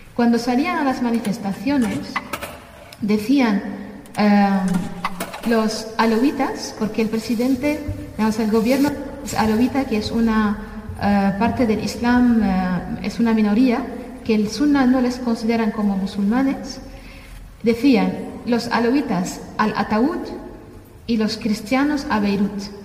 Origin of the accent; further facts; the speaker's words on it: Damascus, Damascus Governorate, Syria; moved away as an adult; now in Spain; yo soy de Siria, de Damasco, nací en, Damasco eh, y crecí ahí toda mi vida